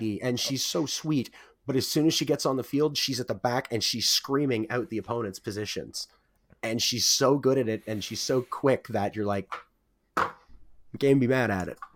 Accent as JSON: {"language": "English", "region": "the Maritimes", "country": "Canada", "said": "We're from the Maritimes"}